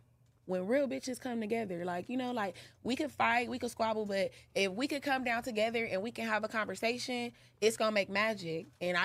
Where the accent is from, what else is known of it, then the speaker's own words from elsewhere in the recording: Los Angeles, California, United States; I'm from LA, I'm from South Central, like, my mom had us moving all around, so I'm like a East Side, West Side baby.